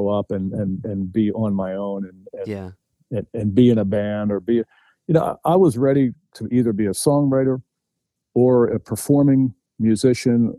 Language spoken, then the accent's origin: English; New Jersey, United States; I grew up in New Jersey, it's right across the river from Philadelphia